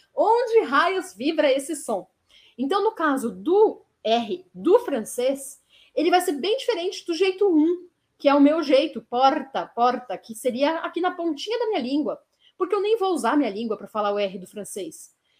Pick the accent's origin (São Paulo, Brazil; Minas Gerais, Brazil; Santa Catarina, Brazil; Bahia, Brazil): São Paulo, Brazil; eu sou da cidade de São Paulo, eu falo com a língua vibrando